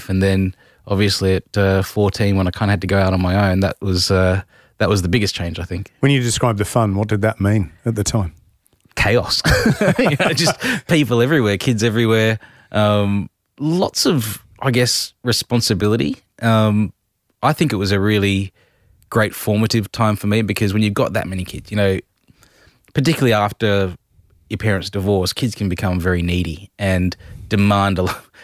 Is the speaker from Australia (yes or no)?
yes; Adelaide, South Australia, Australia; moved away as an adult; also born or lived in Whyalla; Adelaide, mainly